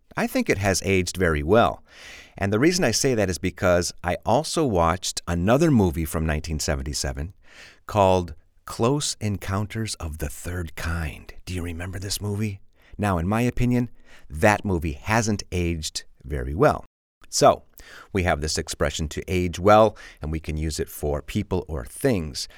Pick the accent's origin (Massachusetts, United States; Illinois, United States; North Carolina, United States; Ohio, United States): Illinois, United States; Chicago; I'm from Chicago and we have a lot of junk food in Chicago